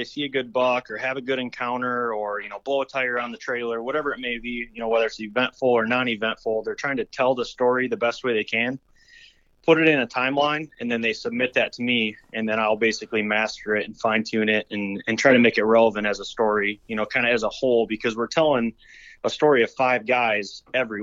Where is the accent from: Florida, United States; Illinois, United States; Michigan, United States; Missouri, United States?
Michigan, United States; I was born and raised in Michigan, Michigan whitetail hunter